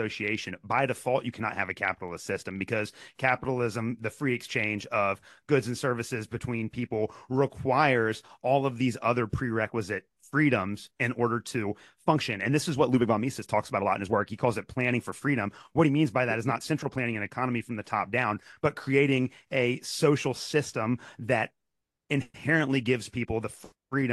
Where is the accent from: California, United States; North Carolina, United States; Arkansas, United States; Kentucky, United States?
Kentucky, United States; when I was growing up in Kentucky